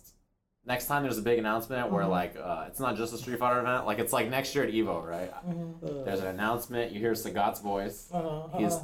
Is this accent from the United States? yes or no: yes; Anaheim, California, United States; Anaheim, California, my hometown